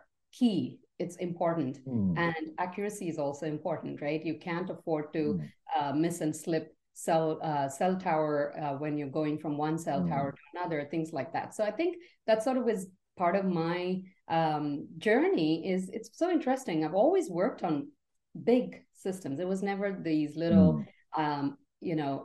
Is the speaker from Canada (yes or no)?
no; Mumbai, Maharashtra, India; moved away as an adult; now in United States; I grew up in India, in the beautiful city of Mumbai